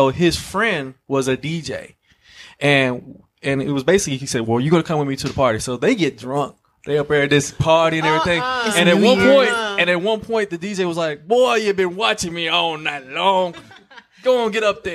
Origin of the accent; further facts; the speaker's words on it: Somerset, Kentucky, United States; moved away as an adult; now in Atlanta, United States; I'm originally from Somerset, Kentucky